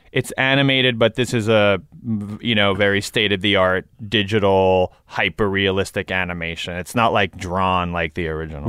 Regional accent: New York City, New York, United States; moved away as an adult; now in Los Angeles, United States; I grew up in Queens

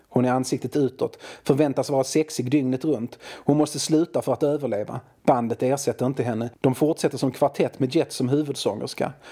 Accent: Malmö, Skåne, Sweden; jag är från Malmö, och i Malmö har vi våra regler

